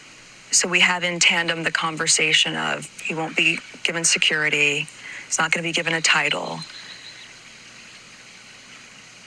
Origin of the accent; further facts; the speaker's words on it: United States; moved away; my being American